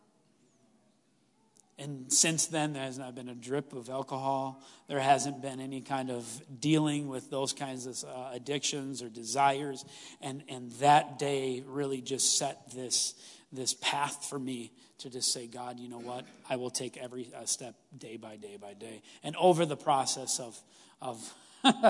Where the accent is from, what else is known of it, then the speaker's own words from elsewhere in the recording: Stevens Point, Wisconsin, United States; I grew up in Stevens Point.